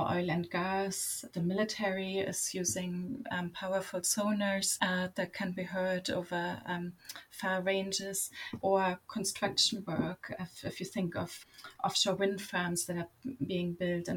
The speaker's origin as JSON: {"language": "English", "region": "Berlin", "country": "Germany", "tie": "born or raised there", "also_born_or_lived": "Canada", "moved": "as an adult", "said": "I grew up in Berlin, very far from the ocean"}